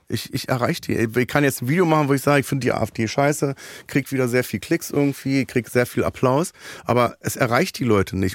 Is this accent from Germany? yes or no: yes; Berlin, Germany; Ich bin ja in Neukölln geboren auch